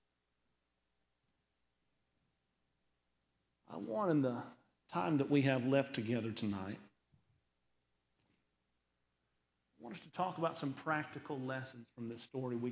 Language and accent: English; Conway, Arkansas, United States; now in San Antonio, United States; I grew up in Conway, Arkansas